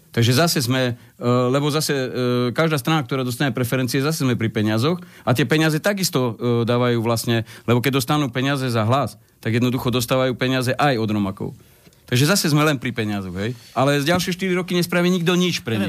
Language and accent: Slovak; eastern Slovakia, Slovakia; ja som z východu